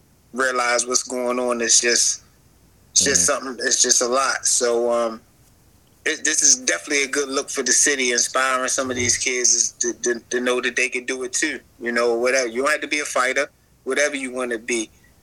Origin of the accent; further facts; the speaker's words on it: Baltimore, Maryland, United States; Tank fighting in his hometown, which is my hometown, which is a huge thing for the city of Baltimore this weekend